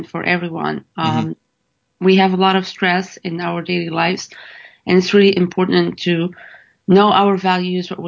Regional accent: Morocco; moved away as an adult; now in United States; I've been born and raised in Morocco

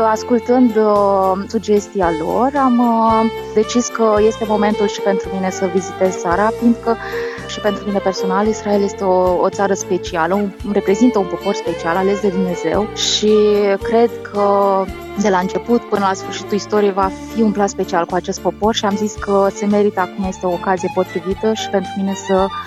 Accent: Iași, Iași County, Romania; also born or lived in Botoșani; vin din uh din Iași, născută în Botoșani.

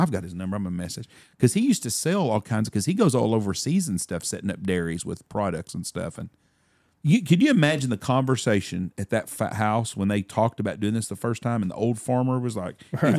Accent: Windthorst, Texas, United States; I grew up hunting in Windthorst. We shot a lot of our ducks.

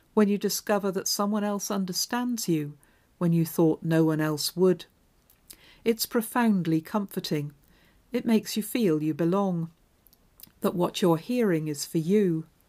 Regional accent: Devonshire, South West England, United Kingdom; moved away as an adult; also born or lived in Hull; When I moved up from Devonshire to Hull to go to university

